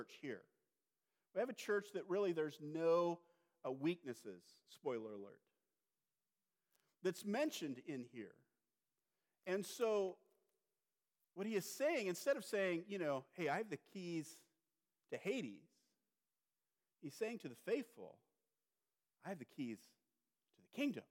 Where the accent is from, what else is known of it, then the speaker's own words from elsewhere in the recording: California, United States; moved away; I'm from California.